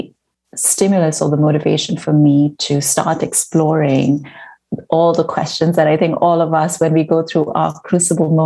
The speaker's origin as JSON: {"language": "English", "town": "Mumbai", "region": "Maharashtra", "country": "India", "tie": "born or raised there", "also_born_or_lived": "United States", "moved": "as an adult", "lives_now": "Vancouver, Canada", "said": "growing up in Bombay, I wasn't interested in religion or spirituality"}